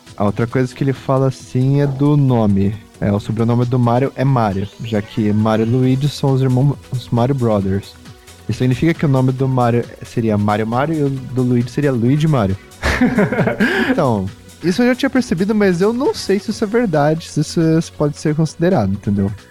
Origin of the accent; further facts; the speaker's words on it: Brazil; a gente é brasileiro